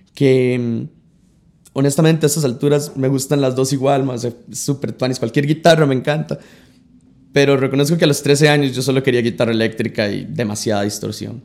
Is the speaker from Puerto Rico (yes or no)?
no; San Carlos, Alajuela, Costa Rica; moved away as an adult; now in San José, Costa Rica; Yo crecí toda la vida en San Carlos